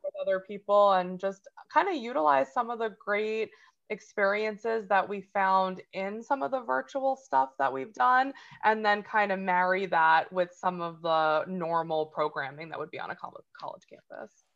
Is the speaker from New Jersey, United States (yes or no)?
yes; New Jersey, United States; I'm from New Jersey originally